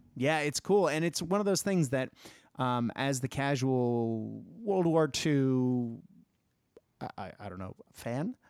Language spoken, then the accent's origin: English; United States; my home country, uh, because, you know, America.